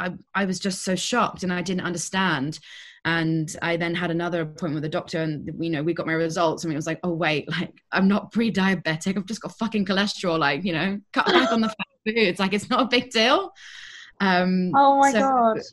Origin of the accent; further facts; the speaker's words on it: England, United Kingdom; moved away as an adult; now in Germany; I lived there for 25 and a half years of my life